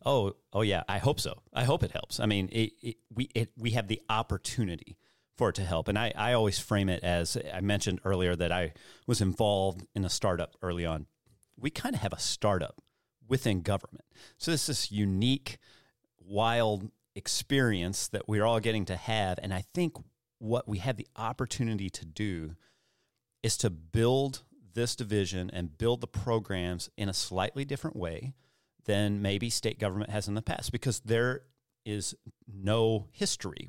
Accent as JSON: {"language": "English", "region": "Missouri Bootheel", "country": "United States", "tie": "born or raised there", "also_born_or_lived": "Cape Girardeau, Missouri", "said": "I grew up in the Boot Hill"}